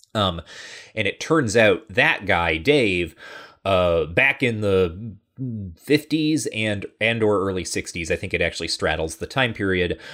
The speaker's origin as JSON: {"language": "English", "region": "Midwest", "country": "United States"}